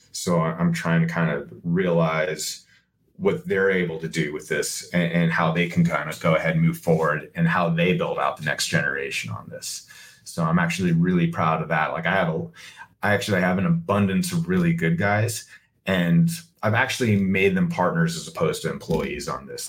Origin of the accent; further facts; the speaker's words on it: United States; I'm an American